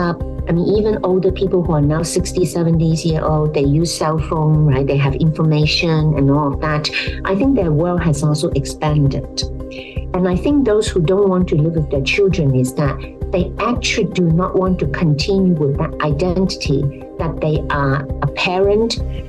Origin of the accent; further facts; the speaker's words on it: Hong Kong; If you think about Hong Kong, I mean, I come from Hong Kong.